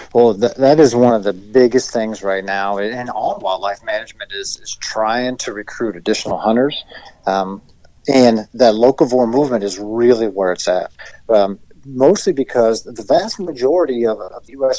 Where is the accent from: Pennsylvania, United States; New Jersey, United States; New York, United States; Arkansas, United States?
Pennsylvania, United States; my home state and your neighbor, uh, Pennsylvania